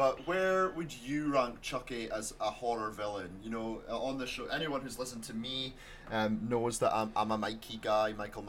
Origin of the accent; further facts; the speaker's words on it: Aberdeen, Scotland, United Kingdom; I like Aberdeen. I've been here my whole life.